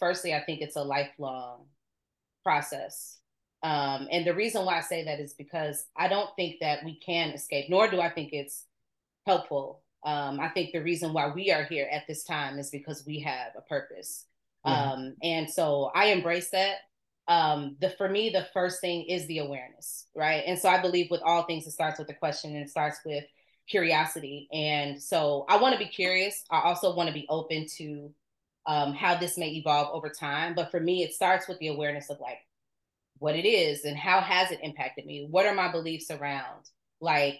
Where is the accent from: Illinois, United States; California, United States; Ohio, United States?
Illinois, United States; Chicago; Born and raised on the South Side of Chicago